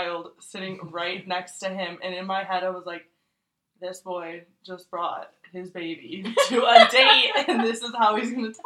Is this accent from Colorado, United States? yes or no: no; California, United States; we're both from California but from different places